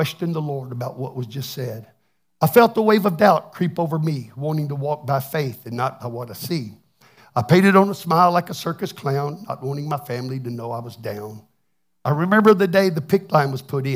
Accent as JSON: {"language": "English", "region": "Texas", "country": "United States", "said": "now I'm from Texas. I can't even speak English very well."}